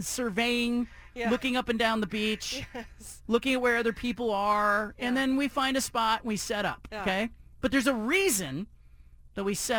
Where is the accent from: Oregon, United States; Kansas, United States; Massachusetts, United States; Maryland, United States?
Oregon, United States; I said, the Pacific Northwest, you know, Oregon.